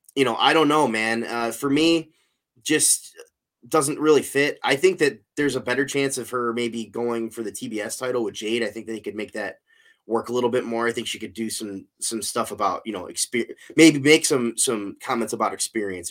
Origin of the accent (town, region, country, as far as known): Cleveland, Ohio, United States; born or raised there